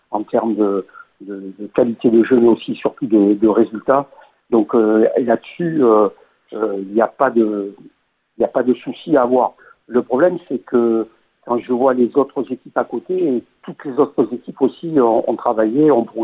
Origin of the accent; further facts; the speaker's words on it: France; en tant que Français, j'aimerais qu'ils aillent le plus loin possible et qu'ils remportent cette Coupe du Monde